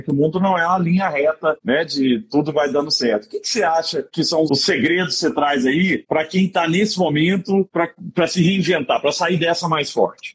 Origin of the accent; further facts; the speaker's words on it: Araguari, Minas Gerais, Brazil; moved away; meu, meu conterrâneo de Araguari, de Herigueri. É mandar, um mandar um beijo pro povo de Herigueri lá, que é minha terra